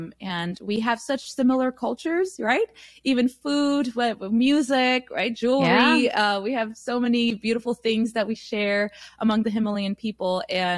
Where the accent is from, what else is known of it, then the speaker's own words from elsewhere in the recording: United States; such diverse cities, and we have lived here so long that we can't just identify as Nepali people. We are Nepali American.